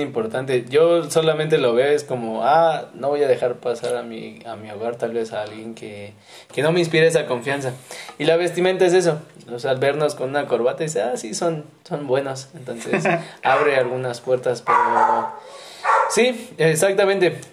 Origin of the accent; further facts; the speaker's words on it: Mexico City, Mexico; moved away as an adult; now in Xalapa, Mexico; Y yo soy de la Ciudad de México, soy mero chilango, pero... Pero ahorita ando aquí en Jalapa